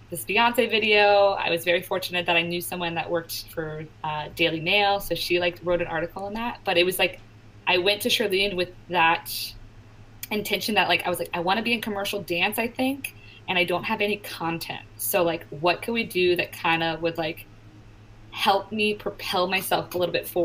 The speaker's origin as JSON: {"language": "English", "town": "Richmond", "region": "Virginia", "country": "United States", "tie": "born or raised there", "also_born_or_lived": "New York City", "moved": "as an adult", "said": "15 minutes away from my house, from my hometown"}